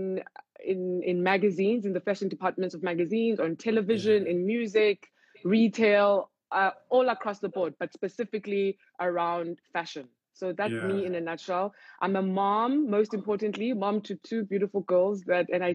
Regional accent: Cape Town, Western Cape, South Africa; I grew up in Cape Town

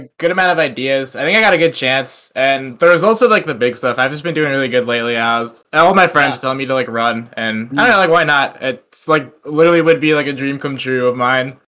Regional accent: Long Island, New York, United States; moved away as an adult; now in Maryland, United States; I'm from Long Island

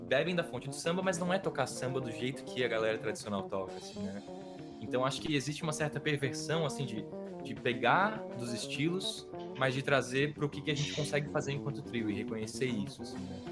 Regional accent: Brazil; a gente é brasileiro

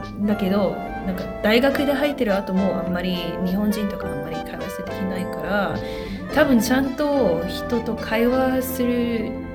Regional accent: Hong Kong; Japanese is a second language; moved away as an adult; now in London, United Kingdom; 香港出身なんですけど、でも今はロンドンで大学を勉強する

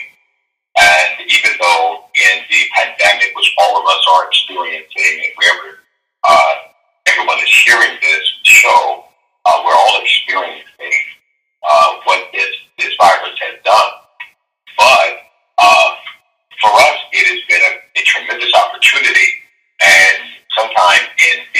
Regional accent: Baltimore, Maryland, United States; I am born and raised in Baltimore. I've lived here all of my life

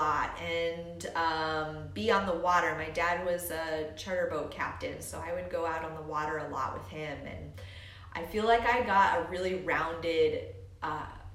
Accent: Homer, Alaska, United States; moved away; I grew up in Homer, Alaska

